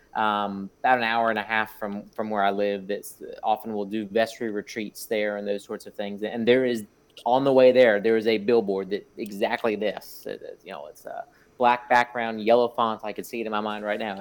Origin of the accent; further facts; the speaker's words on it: South Florida, United States; I grew up in South Florida